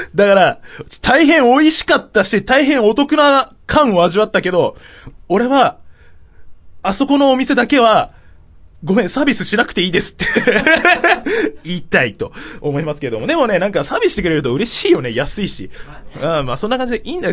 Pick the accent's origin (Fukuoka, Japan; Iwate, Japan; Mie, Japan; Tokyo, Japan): Tokyo, Japan; 地元は東京の練馬区ってとこ